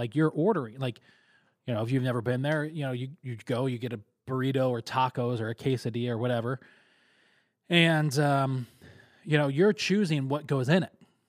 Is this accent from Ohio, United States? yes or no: no; Westvale, New York, United States; because I grew up over in Westvale, and so we never really got over to the Lynn Court area to check out Panchito's, the original location.